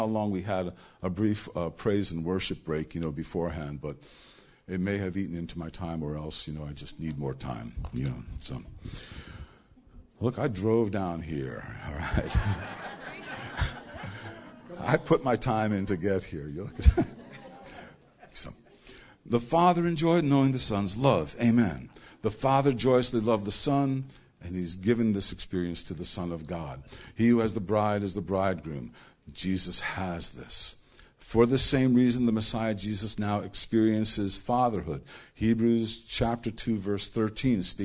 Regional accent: New York, United States; I'm from New York

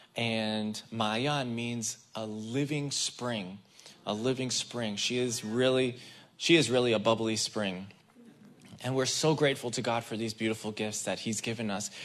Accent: Israel; moved away; I grew up in the Israeli army. I was raised in the Israeli army.

